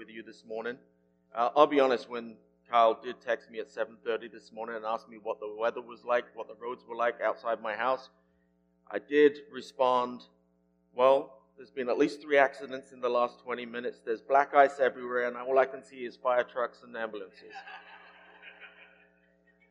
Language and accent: English; England, United Kingdom; moved away; my home country is England